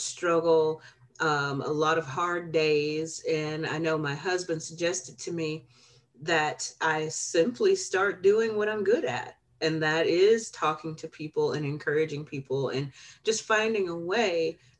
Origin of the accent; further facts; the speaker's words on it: Alabama, United States; moved away; also born or lived in Chicago, Illinois / Peoria; I was born in Chicago, but I was raised in Alabama.